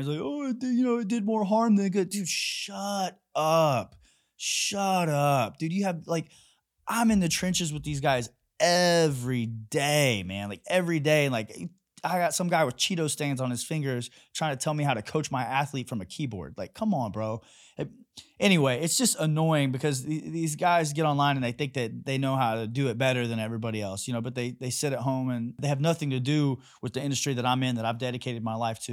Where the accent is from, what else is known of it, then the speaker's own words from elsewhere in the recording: Kansas City, Missouri, United States; I'm from Kansas City